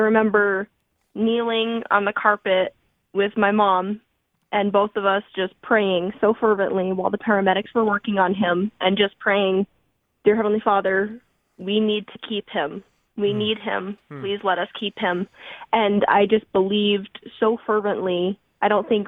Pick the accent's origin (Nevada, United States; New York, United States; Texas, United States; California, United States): Nevada, United States; Moapa Valley; moved away as an adult; now in Provo, United States; I grew up outside of Vegas in a small town called Moapa Valley